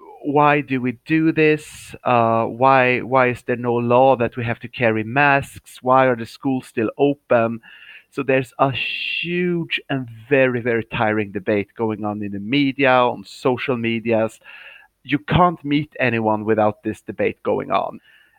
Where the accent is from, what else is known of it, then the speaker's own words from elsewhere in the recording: Uppsala, Uppsala County, Sweden; moved away as an adult; now in Shanghai, China; I am in my hometown in Sweden. It's called Uppsala. It's the fourth biggest city of Sweden.